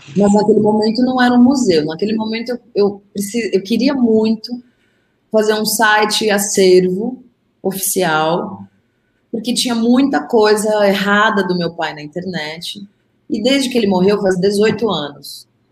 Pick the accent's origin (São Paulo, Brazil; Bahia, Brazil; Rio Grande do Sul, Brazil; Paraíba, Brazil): São Paulo, Brazil; como paulistana